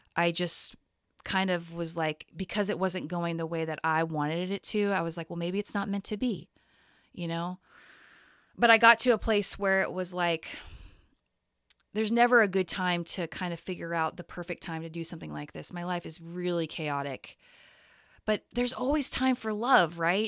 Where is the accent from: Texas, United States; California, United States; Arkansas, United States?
Texas, United States; now in Portland, United States; the exact same place I grew up in Texas